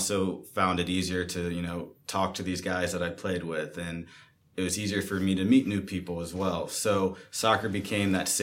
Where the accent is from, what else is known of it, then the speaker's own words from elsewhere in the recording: Ohio, United States; moved away as an adult; now in Los Angeles, United States; I'm also from Ohio, too.